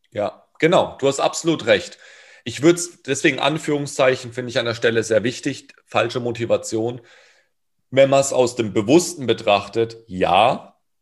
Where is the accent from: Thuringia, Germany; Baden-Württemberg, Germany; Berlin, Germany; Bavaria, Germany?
Baden-Württemberg, Germany; Karlsruhe; Hip-Hop in Durlach, da wo ich herkomme